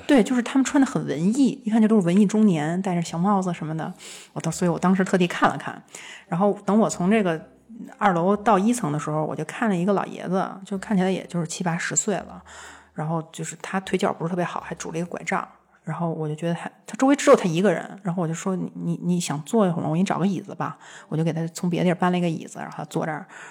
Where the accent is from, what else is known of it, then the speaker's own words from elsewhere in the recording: China; 我是一个来自中国的作家